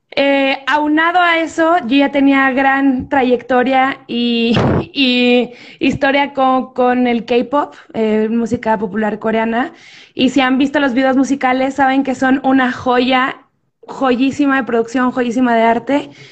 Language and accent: Spanish; Ciudad Juárez, Chihuahua, Mexico; moved away as an adult; now in Mexico City, Mexico; soy de Ciudad Juárez, soy del norte, allá viví gran parte de mi vida